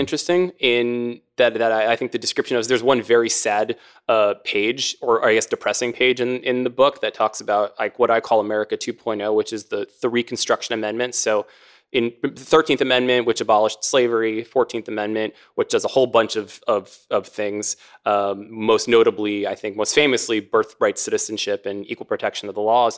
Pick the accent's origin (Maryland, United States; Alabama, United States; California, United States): Maryland, United States; my home state of Maryland